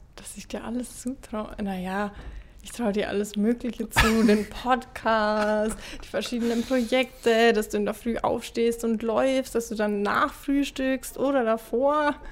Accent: Ingolstadt, Bavaria, Germany; ich bin 24, bin aus Ingolstadt

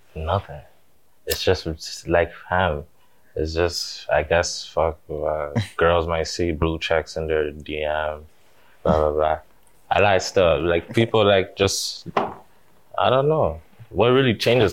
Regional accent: Toronto, Ontario, Canada; growing up in Finch

